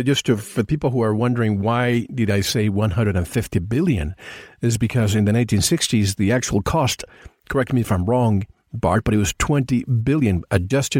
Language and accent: English; Puerto Rico; I grew up in Puerto Rico